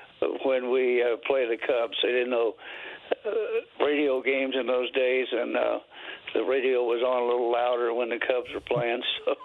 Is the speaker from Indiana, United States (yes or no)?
yes; Henderson, Indiana, United States; moved away as an adult; my hometown of Henderson, Indiana, which is a little burg up in the middle of the state of Indiana.